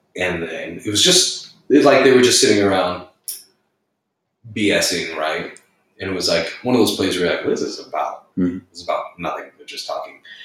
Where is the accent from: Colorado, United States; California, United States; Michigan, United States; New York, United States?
Colorado, United States; Arvada; I grew up in Arvada, Colorado